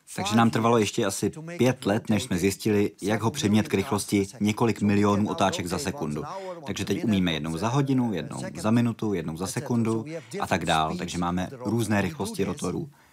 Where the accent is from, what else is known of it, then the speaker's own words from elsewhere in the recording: Netherlands; Já jsem samozřejmě z Nizozemska